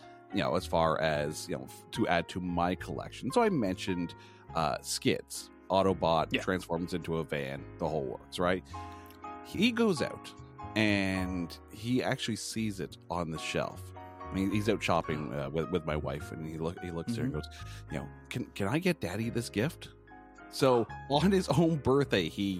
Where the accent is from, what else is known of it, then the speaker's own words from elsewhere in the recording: Ottawa, Ontario, Canada; now in Toronto, Canada; I grew up in Ottawa, so the nation's capital, which is, it's not that far away from here.